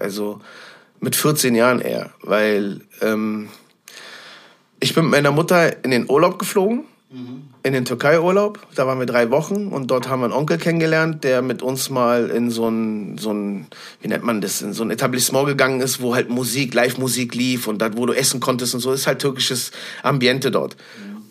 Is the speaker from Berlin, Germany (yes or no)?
yes; Berlin, Germany; ich bin gebürtiger Berlin-Schöneberger. Ich bin damals äh, im Januar 1979 in Berlin-Tempelhof-Schöneberg geboren